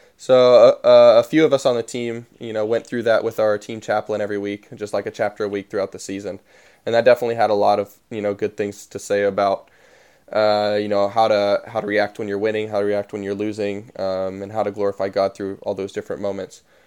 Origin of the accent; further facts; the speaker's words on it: Dayton, Tennessee, United States; I live in Dayton, Tennessee, or I'm from Dayton, Tennessee